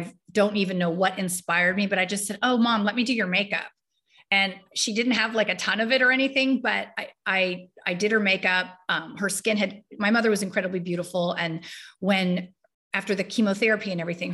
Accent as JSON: {"language": "English", "area": "Marin County", "region": "California", "country": "United States", "tie": "born or raised there", "said": "I grew up in Marin County"}